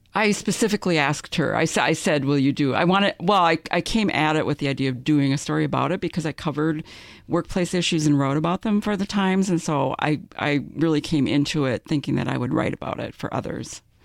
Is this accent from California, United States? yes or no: no; Minnesota, United States; we're both from Minnesota